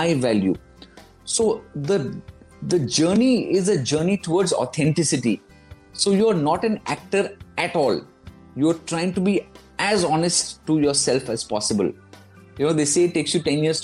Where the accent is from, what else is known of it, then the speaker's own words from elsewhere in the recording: Kolkata, West Bengal, India; also born or lived in London, United Kingdom; now in Delhi, India; I'm from Calcutta